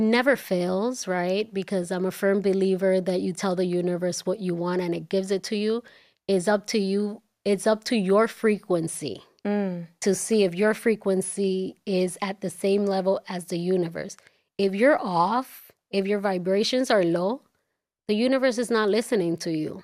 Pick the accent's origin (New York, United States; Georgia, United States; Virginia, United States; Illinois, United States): New York, United States; New York City; also born or lived in Dominican Republic; growing up in Washington Heights